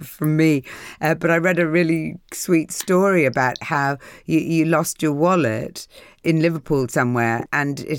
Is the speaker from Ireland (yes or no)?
yes; Ireland; moved away; I was brought up in Ireland